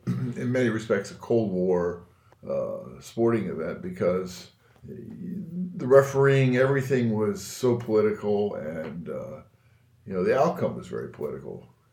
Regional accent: United States; here I grew up in the States

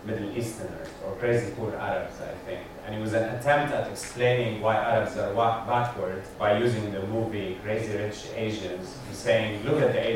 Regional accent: Lebanon; accent: Lebanese; moved away; I'm Lebanese by background, by birth, and lived most of my life there.

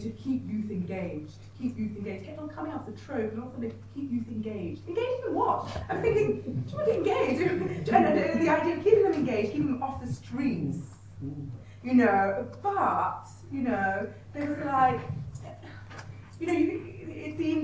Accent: London, United Kingdom; also born or lived in Nigeria; my experience of being Nigerian in Britain and being British in Nigeria is from North London, from Wood Green.

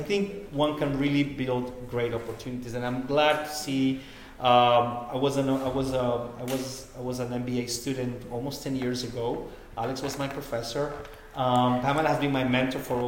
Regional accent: Costa Rica; I'm from Costa Rica

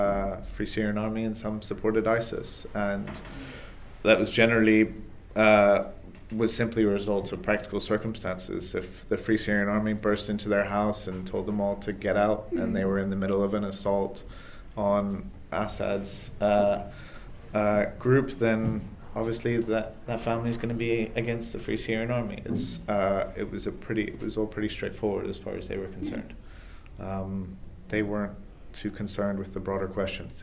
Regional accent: England, United Kingdom; also born or lived in United States; now in Boston, United States; I'm American. I was raised in England, but I'm American

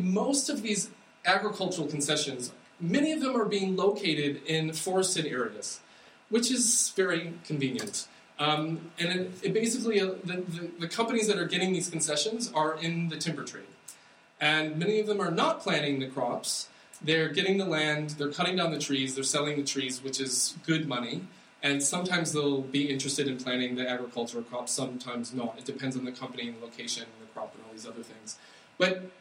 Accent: United States; I'm American

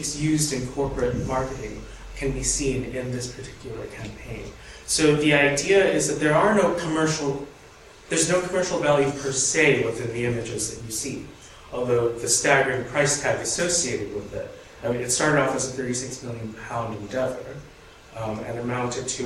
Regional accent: United States; I am an American studying the British public health program

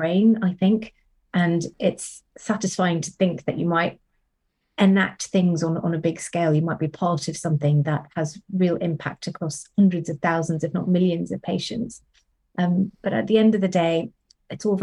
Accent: Sri Lanka; moved away as an adult; also born or lived in Cambridge, United Kingdom; now in Oxford, United Kingdom; I grew up in Sri Lanka

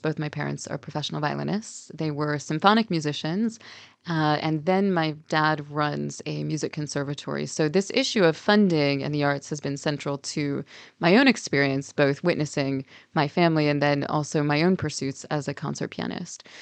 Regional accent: Canada; I grew up in Canada. Both of my parents emigrated from the U S

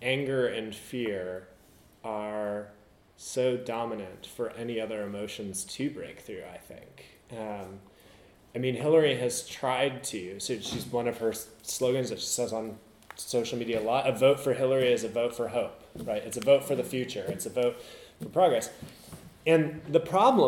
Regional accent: United States; As an American

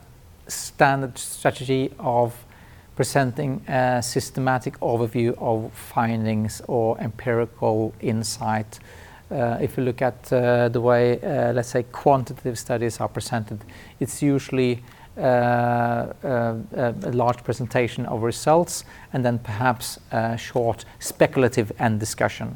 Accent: Trondheim, Trøndelag, Norway; my sociology clinic in my hometown, Trondheim

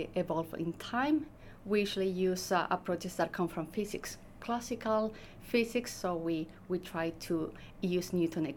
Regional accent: Chile; moved away as an adult; also born or lived in Edinburgh, United Kingdom; now in Oxford, United Kingdom; I'm from Chile, mm-hmm. So I first came to the UK in 2015

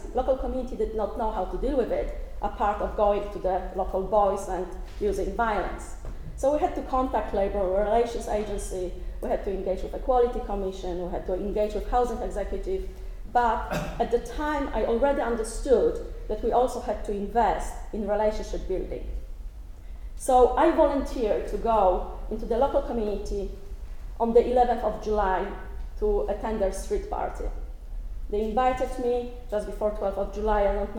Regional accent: Poland; moved away as an adult; now in Northern Ireland, United Kingdom; probably, as you can hear from my accent, I'm not Northern Irish. I'm actually Polish. I arrived in Northern Ireland back in 2001.

